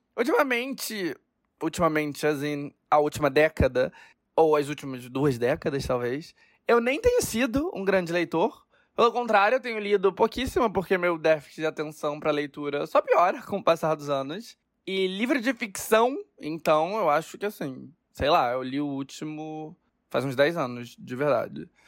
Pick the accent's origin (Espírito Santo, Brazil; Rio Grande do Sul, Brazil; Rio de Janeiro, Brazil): Rio de Janeiro, Brazil; moved away as an adult; also born or lived in Lisbon / São Paulo; eu tô de volta na minha terra natal, o Brasil, depois de quatro anos morando em Lisboa e de passar pela Cidade do México, por Nova York, pela Andaluzia, por Paris e por São Paulo, eu estou de volta para onde tudo começou, o Rio de Janeiro